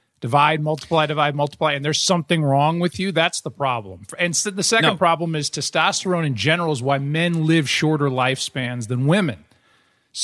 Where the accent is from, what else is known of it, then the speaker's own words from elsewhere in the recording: Midwest, United States; As a Midwesterner